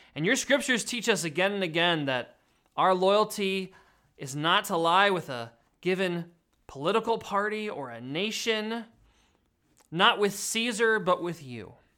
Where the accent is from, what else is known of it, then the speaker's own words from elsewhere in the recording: Pennsylvania, United States; moved away; my home state of Pennsylvania